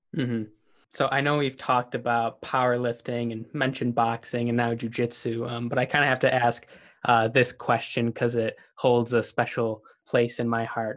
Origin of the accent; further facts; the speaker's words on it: Buffalo, New York, United States; I'm from Buffalo, New York